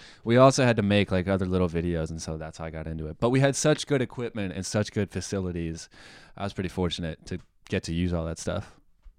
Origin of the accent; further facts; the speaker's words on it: Raleigh, North Carolina, United States; I'm from Raleigh.